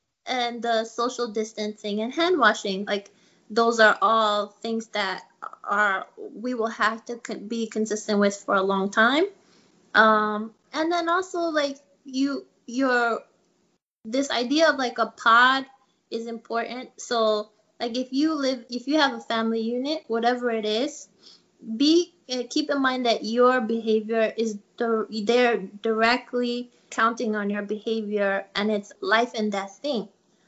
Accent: Togo; also born or lived in Iran; So like I was born in Togo in West Africa and lived there off and on during my childhood.

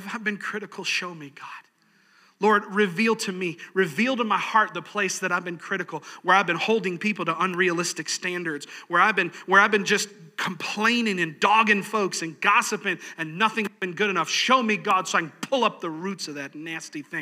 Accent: New York, United States; moved away; I'm from New York. All right, I'm an Italian. I'm from New York

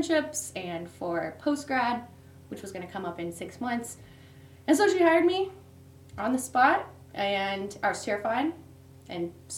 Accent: Springport, Indiana, United States; I'm from Springport, Indiana, which is about 20 minutes south of Muncie

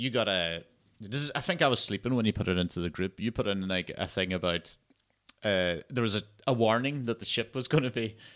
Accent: Ireland; now in Scotland, United Kingdom; I'm Irish, but based in Scotland.

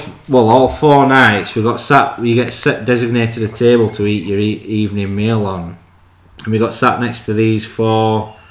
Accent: England, United Kingdom

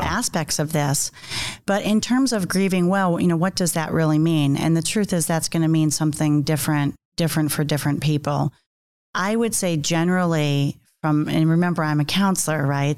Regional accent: New York, United States; I'm from New York, so I talk with my hands

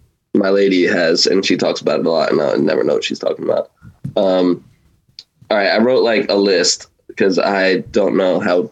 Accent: New Jersey, United States; North Jersey.

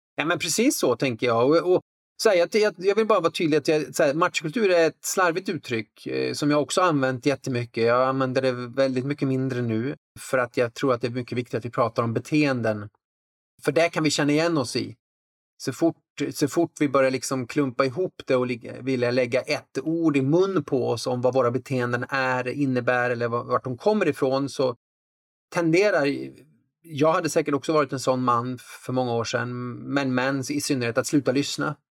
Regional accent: Värmland, Sweden; så växte jag upp liksom på en plats med, med, intressen som inte liksom rymdes i den stereotypa boxen. En bruksort i Värmland

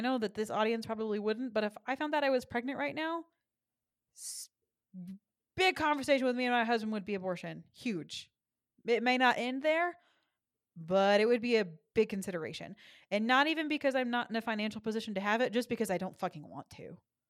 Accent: Texas, United States; I'm from Texas

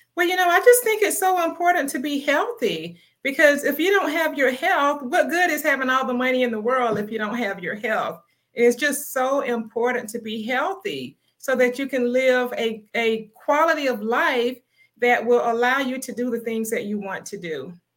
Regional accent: Palmetto, Florida, United States; now in Atlanta, United States; I'm originally from Palmetto, Florida, which is in the Tampa Bay area, but I'm now in Atlanta, Georgia. I've been living in Atlanta for, wow, 30 years

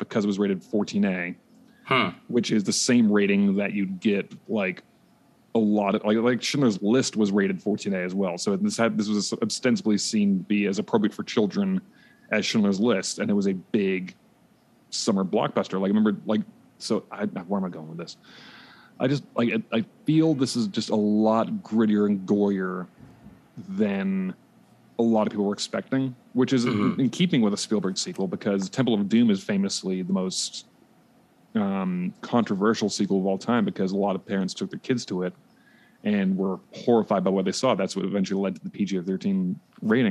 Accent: Vancouver, British Columbia, Canada; I grew up in Vancouver in Canada

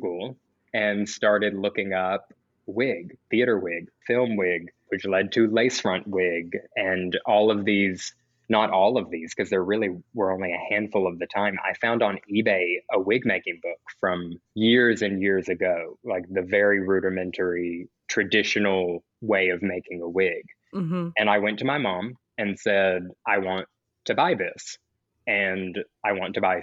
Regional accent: Little Rock, Arkansas, United States; now in Beverly Hills, United States; I'm from Little Rock, Arkansas, which is the capital of Arkansas

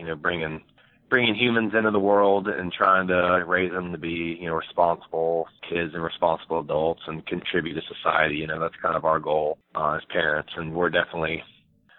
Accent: Niceville, Florida, United States; also born or lived in New Orleans, Louisiana / Fort Walton Beach, Florida / Orlando, Florida / Texas; now in Gulf Breeze, United States; I was born in New Orleans, lived there for a short time, then moved to Fort Walton for a couple of years, and then really moved over to Niceville, and that's where I grew up

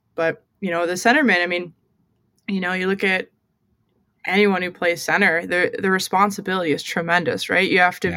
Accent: United States; also born or lived in Montreal, Canada; I'm the American up here

